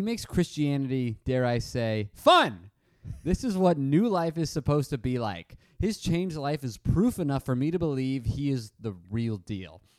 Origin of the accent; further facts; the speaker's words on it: Arizona, United States; I'm from Arizona